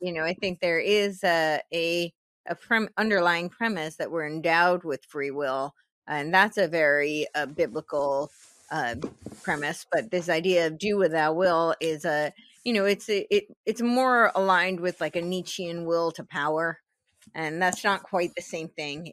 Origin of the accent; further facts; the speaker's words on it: New Jersey, United States; I grew up in New Jersey